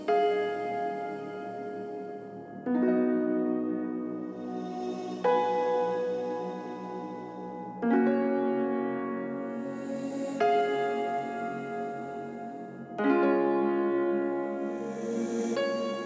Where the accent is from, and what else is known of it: Singapore